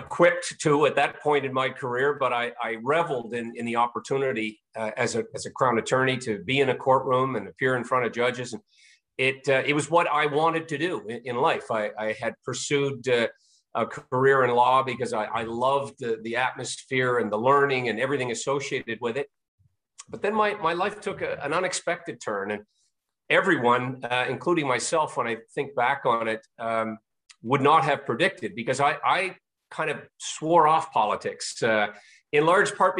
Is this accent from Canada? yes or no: yes; Pictou County, Nova Scotia, Canada; I grew up in Atlantic Canada, Pictou County, Nova Scotia in particular